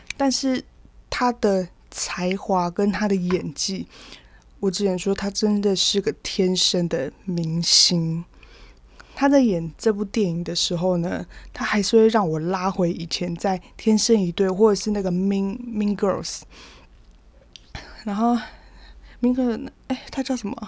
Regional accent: Taiwan; 我是出生在基督徒的家庭，原住民其实大部分很多都是啦，反正就从小就是会上主日学啊，然后青年会啊，国中的时候就会到青年会这样，然后每个六都会就参加，呃，青年会的礼拜，然后礼拜天这样去，去上教会

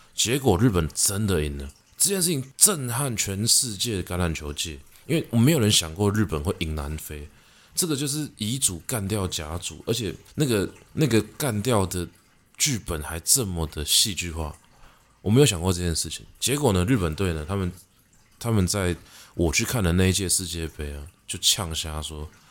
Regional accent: Taiwan; 我们是台湾人

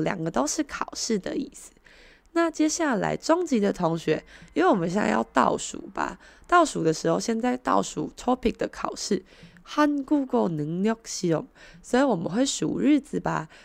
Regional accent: Taiwan; 我们台湾人

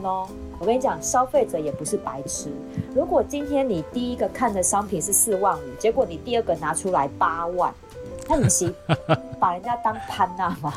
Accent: Taiwan; 我们台湾人都这样

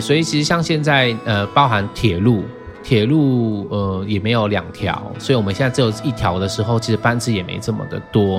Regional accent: Taiwan; also born or lived in Jinlun, Taitung / Taichung; now in Taitung, Taiwan; 我从小在城市长大嘛，我嗯爸妈其实很早就把我们带到城市去

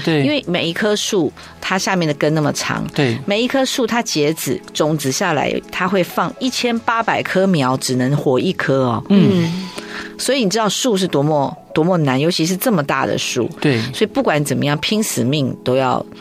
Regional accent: Kaohsiung, Taiwan; 我一出生就 呱呱坠地的时候，就是在那个时候有个小的眷村，嗯。呃，叫做自助新村，在左营

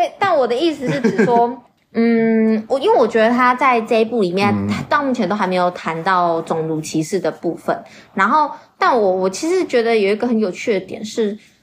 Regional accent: Taiwan; 我们是台湾人的时候，我们听那个口音很快就知道说大陆人、大马人。

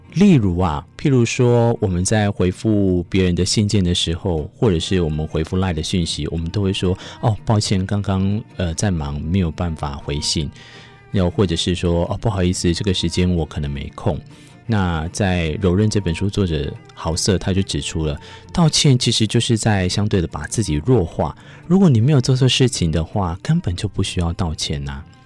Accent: Taiwan; 我们台湾人

